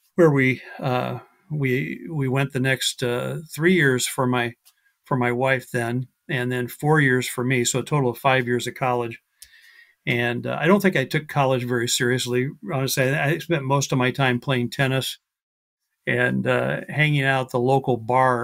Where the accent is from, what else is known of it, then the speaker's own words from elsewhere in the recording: Iowa, United States; now in Mesa, Arizona, United States; the first, uh, half of my life I grew up in Iowa, so a Midwesterner, uh, in the United States.